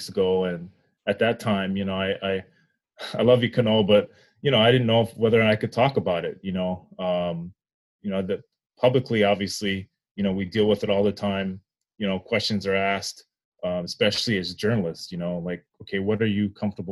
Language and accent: English; Hawaii, United States; moved away as an adult; also born or lived in San Jose, California; now in Minnesota, United States; even me as a Black man, you know, I grew up in Hawaii